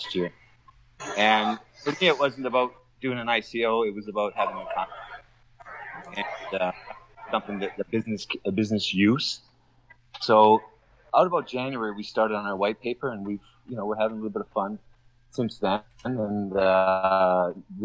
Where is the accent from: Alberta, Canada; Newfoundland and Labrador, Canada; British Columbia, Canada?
Alberta, Canada; Calgary; now in Doha, Qatar; I'm in Doha, Qatar, a little ways from my hometown of Calgary in Canada